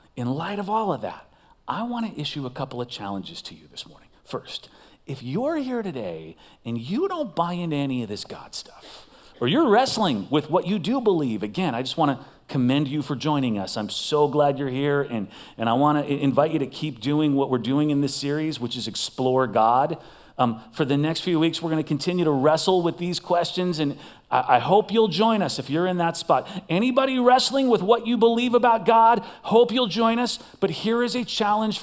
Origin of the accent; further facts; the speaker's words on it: Las Vegas, Nevada, United States; I am from Las Vegas